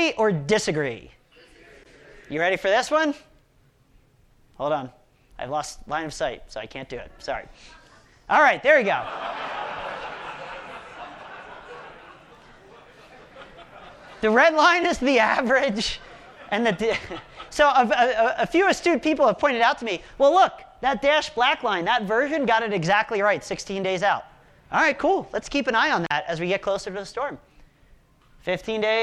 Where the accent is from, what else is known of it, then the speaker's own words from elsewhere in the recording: outside of Philadelphia, Pennsylvania, United States; now in Colorado, United States; I grew up outside of Philadelphia